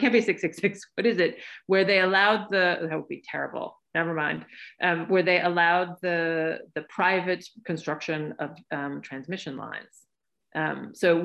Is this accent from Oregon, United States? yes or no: yes; western Oregon, United States; moved away; I'm originally from Oregon, and I'm from the western part of Oregon